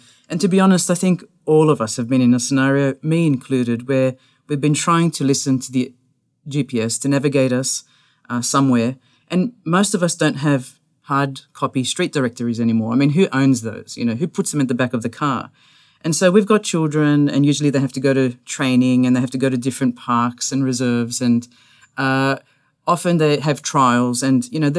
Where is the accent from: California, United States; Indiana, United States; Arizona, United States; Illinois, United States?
Indiana, United States; I'm not from here. I'm from Indiana.